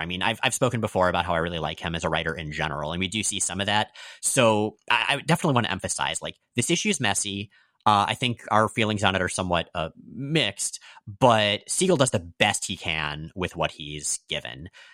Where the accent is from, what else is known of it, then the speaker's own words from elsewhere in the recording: United States; I'm American